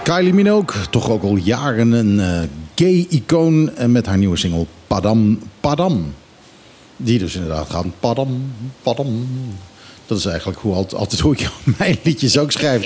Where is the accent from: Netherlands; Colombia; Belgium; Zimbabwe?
Netherlands; now in Bonaire; ik ben toch een Hollander